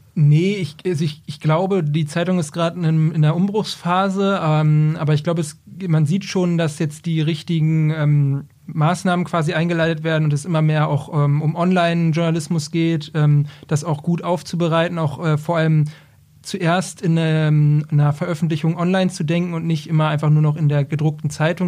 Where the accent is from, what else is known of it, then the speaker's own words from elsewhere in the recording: Braunschweig, Lower Saxony, Germany; ich bin ursprünglich aus äh, Braunschweig